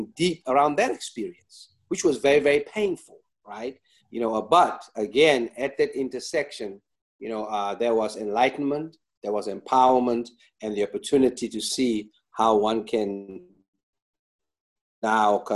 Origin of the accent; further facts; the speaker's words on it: Johannesburg, Gauteng, South Africa; now in Los Angeles, United States; My hometown of El Dorado Park